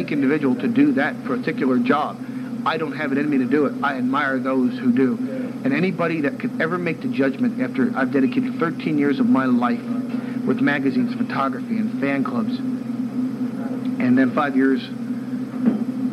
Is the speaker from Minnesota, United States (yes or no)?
no; New York City, New York, United States; as a New Yorker